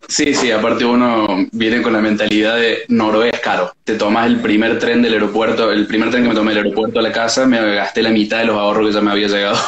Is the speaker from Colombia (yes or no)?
no; Córdoba, Argentina; moved away as an adult; now in Norway; soy de Córdoba, Córdoba capital